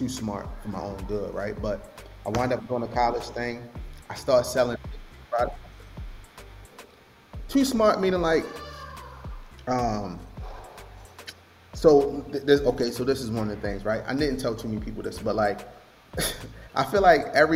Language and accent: English; Baltimore, Maryland, United States; I'm from Baltimore, so I'm a young guy. To be completely transparent, bro, the side of the city that I'm from, we like to get money